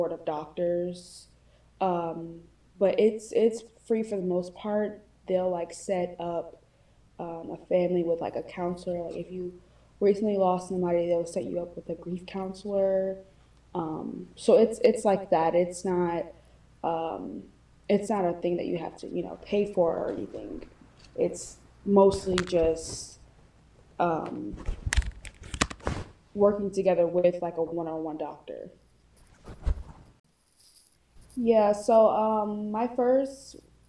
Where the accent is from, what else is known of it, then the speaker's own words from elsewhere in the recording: Georgia, United States; I'm from Georgia.